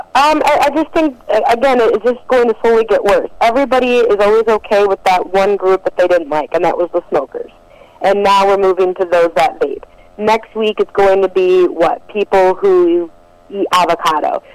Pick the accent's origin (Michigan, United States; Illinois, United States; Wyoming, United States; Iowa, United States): Michigan, United States; Detroit; I'm originally from Detroit, Michigan